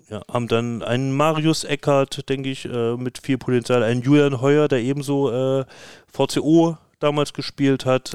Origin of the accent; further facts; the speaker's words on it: East Germany, Germany; als Ossi